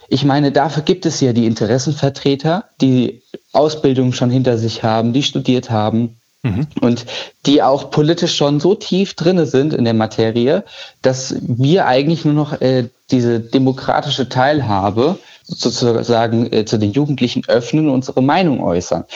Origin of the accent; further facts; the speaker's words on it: Gießen, Hesse, Germany; Ich komme ja ursprünglich aus Gießen